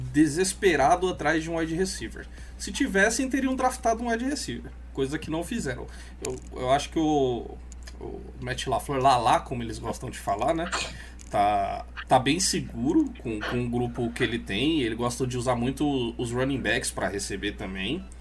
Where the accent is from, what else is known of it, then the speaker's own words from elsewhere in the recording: Rio de Janeiro, Brazil; eu cresci lá no Rio